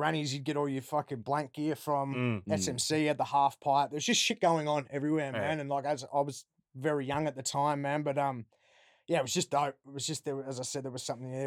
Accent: Gisborne, Victoria, Australia; I'm from Gisborne originally, man, yeah. So it's about 45 minutes, 50 minutes northwest of Melbourne, a little country town.

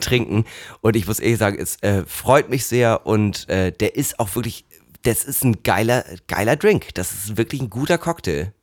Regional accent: Hamburg, Germany; als Hamburger

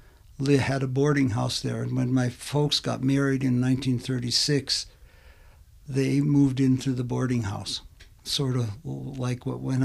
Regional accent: Butte, Montana, United States; When I grew up in McQueen, it was a self-sustaining neighborhood.

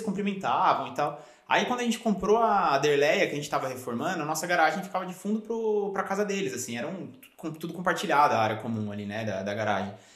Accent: Brazil; also born or lived in Cronulla, Australia; now in Australia; a gente que aprende o inglês no, no Brasil

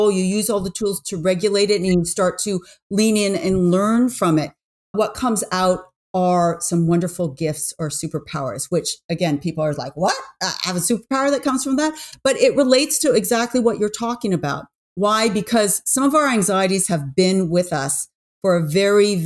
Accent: New York, United States; I'm from New York.

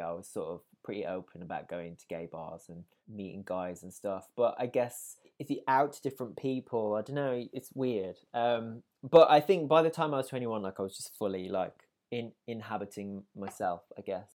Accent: Wolverhampton, West Midlands, United Kingdom; was born in Wolverhampton in the West Midlands, um, and I, um, was, I guess, brought up in a house, uh, of music

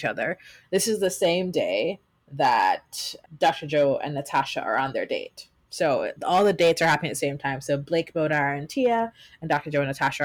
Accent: Jamaica; I am from Jamaica.

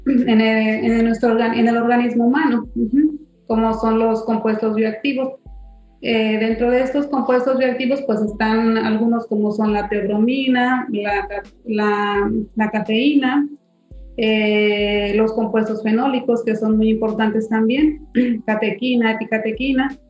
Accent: San Luis Potosí, Mexico; moved away as an adult; now in Tabasco, Mexico; soy originaria de San Luis Potosí entonces yo en el año 2008 llegué a Tabasco

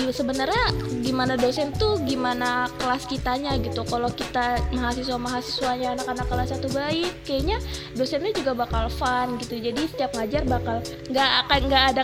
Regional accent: Bekasi, West Java, Indonesia; jadi waktu aku kan dari Bekasi nih ya

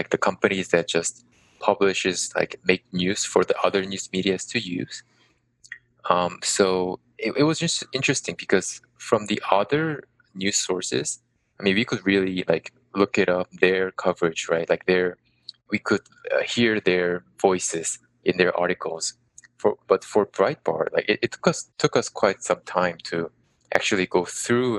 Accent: South Korea; I am Korean, South Korean, of course. And currently I live in Seoul

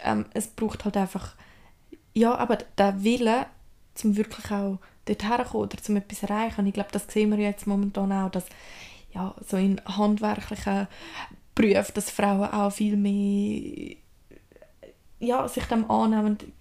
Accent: Switzerland; bei uns in der Schweiz

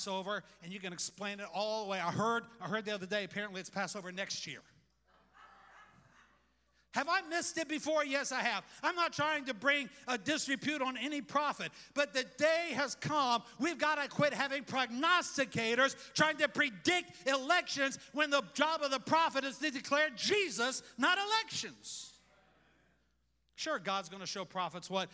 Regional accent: United States; I love America. I love being an American

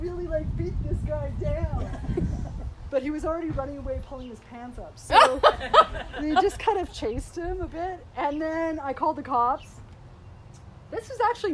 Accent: Vancouver, British Columbia, Canada; moved away as an adult; now in Edmonton, Canada; being born and raised in Vancouver, being there most of my life

